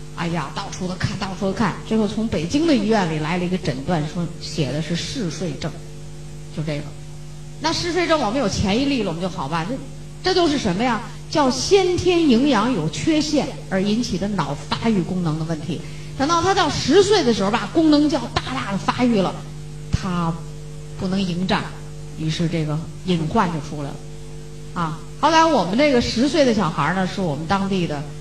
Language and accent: Chinese; China; 我们中国人